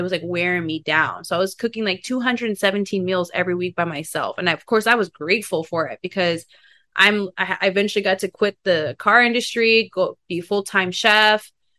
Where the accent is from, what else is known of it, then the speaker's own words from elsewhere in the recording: Kansas, United States; now in Los Angeles, United States; because I am from Kansas too. I don't think Kansas people, like, it doesn't like reside with them.